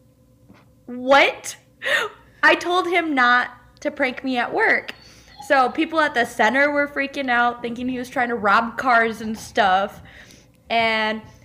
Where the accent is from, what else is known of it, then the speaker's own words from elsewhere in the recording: west side of Michigan, United States; So I'm from Michigan. So like west side of Michigan, that's where I'm from. I grew up in Michigan